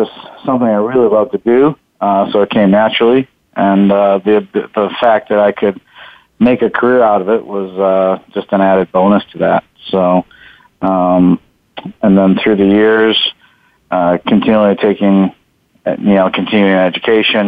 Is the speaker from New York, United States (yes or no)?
yes; Buffalo, New York, United States; now in San Jose, United States; I grew up in Buffalo, New York. So I moved out here in San Jose, California back in 97.